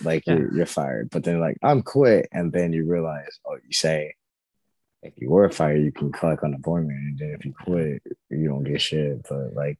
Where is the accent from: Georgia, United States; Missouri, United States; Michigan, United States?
Missouri, United States; St. Louis; I'm from St. Louis